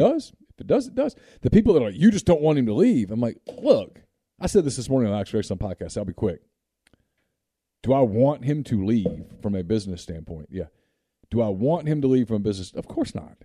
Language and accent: English; Alabama, United States; I was born in Alabama